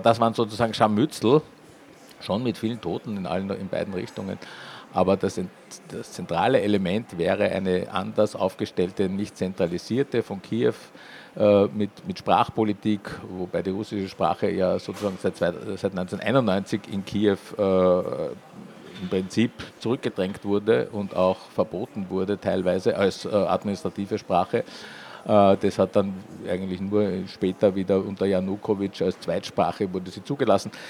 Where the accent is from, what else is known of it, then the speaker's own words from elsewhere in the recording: Vienna, Austria; accent: Viennese; Wir sind ein Wiener Verlag, für die, die es jetzt noch nicht gehört haben in meinem Idiom, aber es war wahrscheinlich nicht so schwer, das herauszuhören.